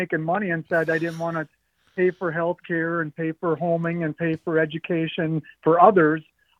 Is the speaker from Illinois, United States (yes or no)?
no; La Crosse, Wisconsin, United States; now in Sussex, United States; I grew up in La Crosse. I went to La Crosse same time as you guys